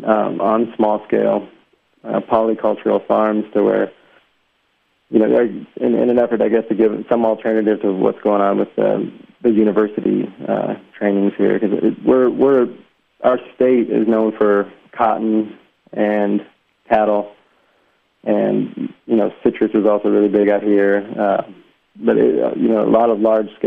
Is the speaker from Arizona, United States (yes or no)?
yes; Tucson, Arizona, United States; also born or lived in Sterling, Illinois; I was born in a small town in Illinois called Sterling, Illinois, it's about 100 miles west of Chicago, and it's a big corn and soybean town. And so I grew up, I grew up in Tucson